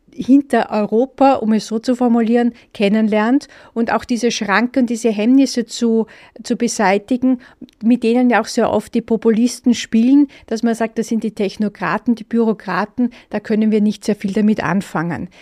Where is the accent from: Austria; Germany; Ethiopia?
Austria; als äh, Österreicher